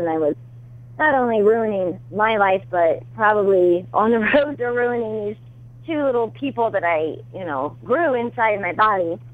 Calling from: Shelby, Ohio, United States; I am calling from Shelby, Ohio

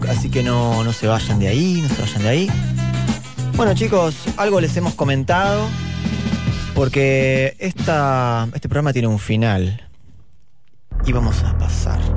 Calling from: Palomar, Buenos Aires Province, Argentina; de Palomar, taxista.

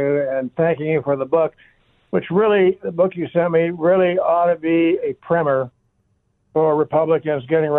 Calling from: Chandler, Arizona, United States

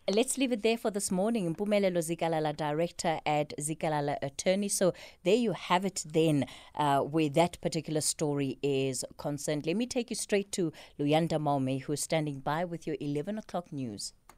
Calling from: Butterworth, Eastern Cape, South Africa; I'm calling from Butterworth

